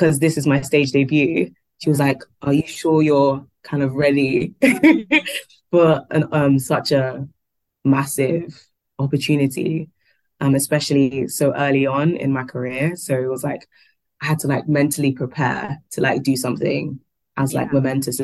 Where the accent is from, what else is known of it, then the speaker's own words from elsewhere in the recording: London, United Kingdom; we are from London